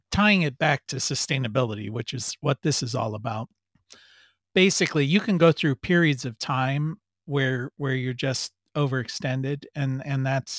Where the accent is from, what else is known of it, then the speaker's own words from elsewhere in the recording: United States; also born or lived in Europe; as American